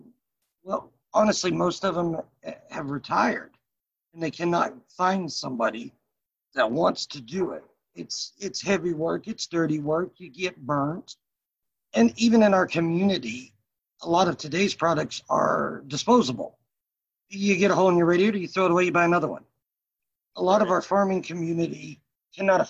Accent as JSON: {"language": "English", "town": "Sedalia", "region": "Missouri", "country": "United States", "tie": "born or raised there", "also_born_or_lived": "Kansas City", "said": "from Sedalia. I went to high school and everything here."}